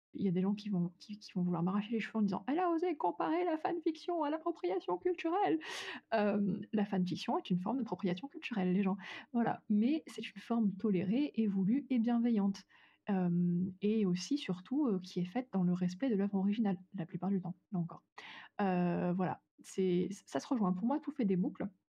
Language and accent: French; France; en tant que Française